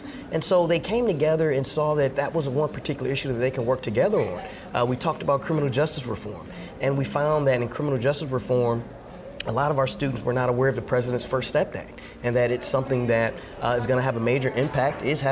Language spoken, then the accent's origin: English; Detroit, Michigan, United States; growing up in Detroit, Michigan, with a Methodist minister mother